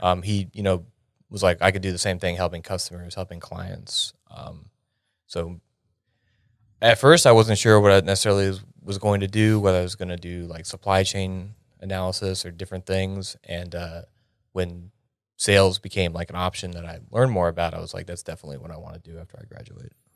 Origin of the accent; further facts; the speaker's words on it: York, Pennsylvania, United States; moved away as an adult; I grew up in a small town called York, Pennsylvania.